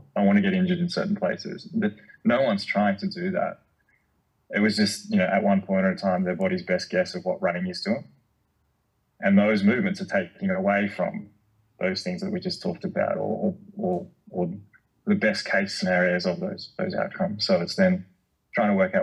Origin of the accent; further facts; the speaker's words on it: Canberra, Australian Capital Territory, Australia; moved away; growing up in Canberra with the fire trails, and I grew up on a farm